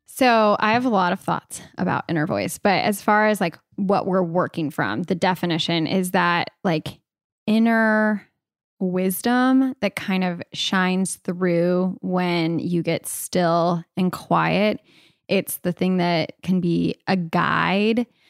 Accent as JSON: {"language": "English", "region": "California", "country": "United States", "tie": "born or raised there", "said": "I was born in California"}